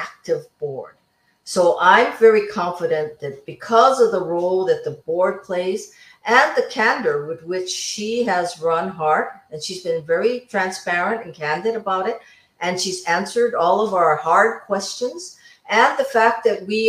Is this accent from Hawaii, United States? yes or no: yes; Waianae, Hawaii, United States; I'm from Waianae, so that's solid Congressional District 2